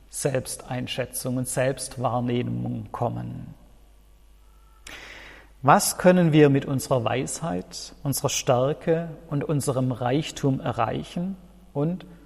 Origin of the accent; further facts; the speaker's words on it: Baden-Württemberg, Germany; Ich als Schwabe kenne das.